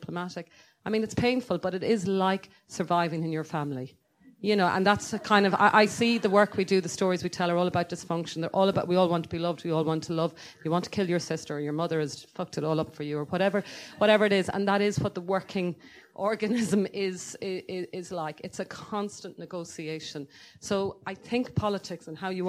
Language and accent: English; Ireland; I am so advantaged by being Irish